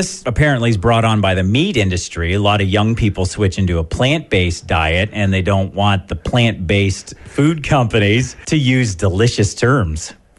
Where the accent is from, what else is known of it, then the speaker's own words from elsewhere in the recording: Belgrave, Ontario, Canada; I'm from the Wingham area.